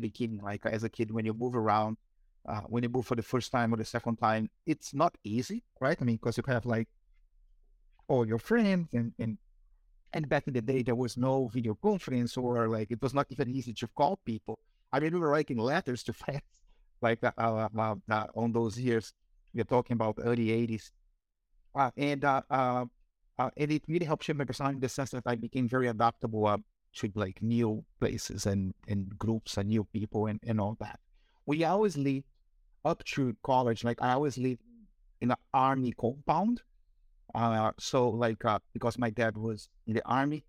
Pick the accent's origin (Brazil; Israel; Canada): Brazil; English is a second language; moved away; also born or lived in Rio de Janeiro / Amazon / Bahia / Campinas; I have this funny accent because I was born in Brazil. I was born in Rio de Janeiro, which is the southeast part of Brazil.